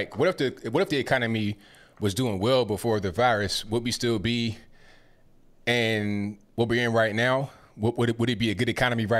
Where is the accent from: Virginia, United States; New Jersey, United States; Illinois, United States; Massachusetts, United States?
Virginia, United States; Portsmouth; moved away as an adult; also born or lived in Chesapeake, Virginia; now in Tennessee, United States; Chesapeake, I'm from Portsmouth, Chesapeake. If you know anything about that particular area, that's where I grew up.